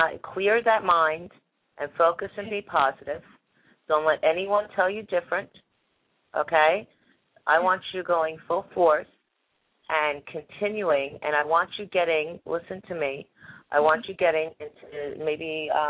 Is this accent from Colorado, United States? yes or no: no; New Jersey, United States; now in Florida, United States; I'm from New Jersey